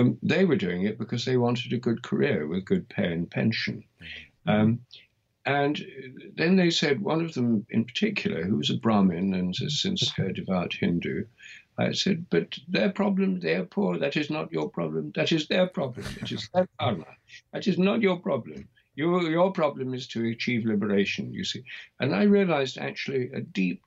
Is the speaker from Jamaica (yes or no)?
no; England, United Kingdom; I'm English.